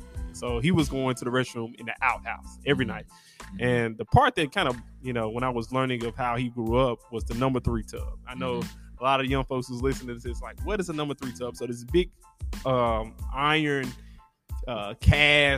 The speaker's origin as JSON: {"language": "English", "town": "Memphis", "region": "Tennessee", "country": "United States", "tie": "born or raised there", "said": "I grew up in Memphis, in one of the poorest zip codes in the state"}